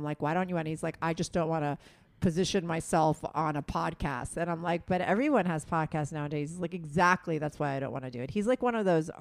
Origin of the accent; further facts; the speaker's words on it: New Jersey, United States; Sebastian's a guy I grew up with in Jersey. That's where we grew up.